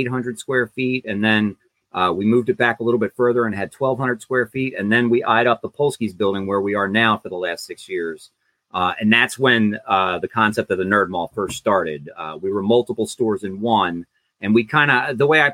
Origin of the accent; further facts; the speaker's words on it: Woodbury, New Jersey, United States; I grew up in Woodbury